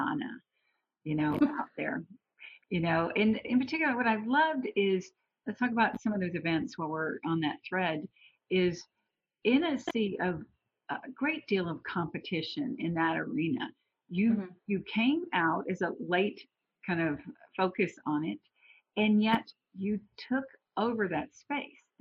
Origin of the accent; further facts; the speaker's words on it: the South, Southern United States, United States; I'm a Southerner